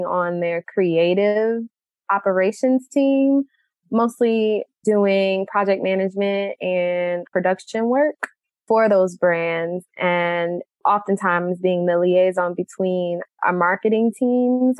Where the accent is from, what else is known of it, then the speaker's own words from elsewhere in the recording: Detroit, Michigan, United States; moved away as an adult; also born or lived in Florida; now in Brooklyn, United States; Originally, I'm from Detroit, Michigan.